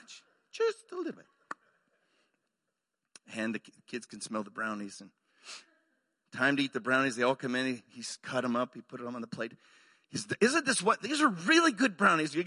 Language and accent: English; Arizona, United States; moved away as an adult; also born or lived in Waco, Texas / Mexico; now in Oklahoma, United States; I grew up in Arizona